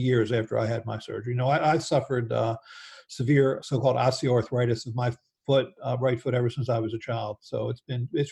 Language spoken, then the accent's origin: English; Baltimore, Maryland, United States; I grew up in Baltimore